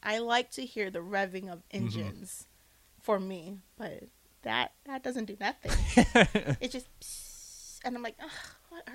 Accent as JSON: {"language": "English", "region": "Hawaii", "country": "United States", "moved": "yes"}